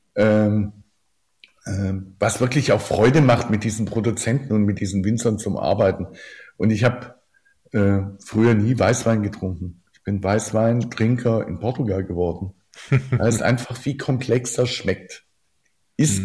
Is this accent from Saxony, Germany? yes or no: no; Oberndorf am Neckar, Baden-Württemberg, Germany; meinem Geburtsort Oberndorf am Neckar